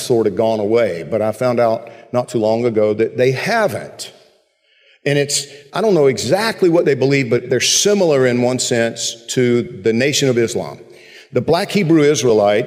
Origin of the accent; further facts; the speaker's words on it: Georgia, United States; When I was growing up in Georgia